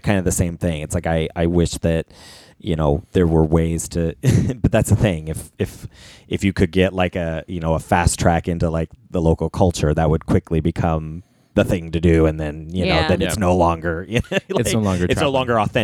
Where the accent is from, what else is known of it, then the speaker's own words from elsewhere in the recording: California, United States; we're from California